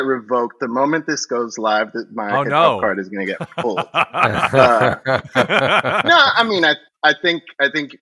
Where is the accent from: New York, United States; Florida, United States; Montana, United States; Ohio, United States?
Florida, United States; Miami; I grew up in Florida in Miami